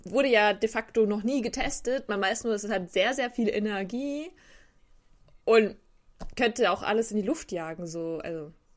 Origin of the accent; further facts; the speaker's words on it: Germany; ich als Deutscher